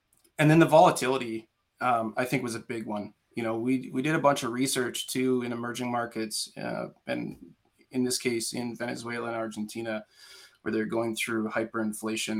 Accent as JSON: {"language": "English", "country": "Canada", "said": "as a Canadian citizen"}